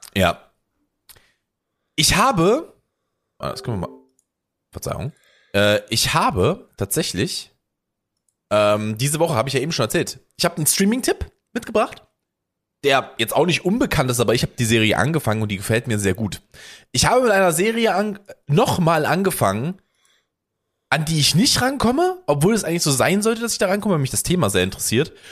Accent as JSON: {"language": "German", "country": "Germany", "said": "als Deutscher"}